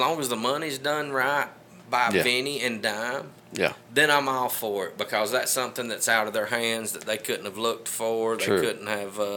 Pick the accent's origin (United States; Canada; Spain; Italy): United States; Aragon; also born or lived in Florida; I was born in Florida, but I actually grew up the street here on Smith Street in Westside